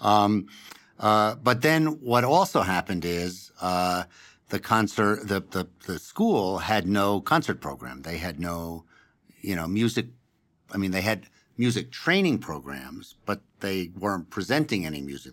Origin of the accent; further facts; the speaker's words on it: New York City, New York, United States; moved away as an adult; now in Denver, United States; I grew up on the Upper West Side of Manhattan